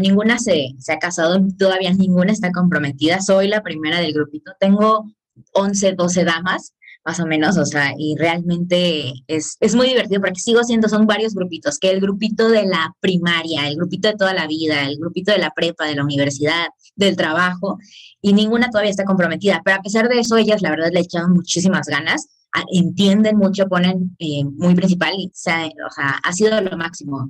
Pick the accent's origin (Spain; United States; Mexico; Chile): Mexico; Cancún, Quintana Roo; yo soy de Cancún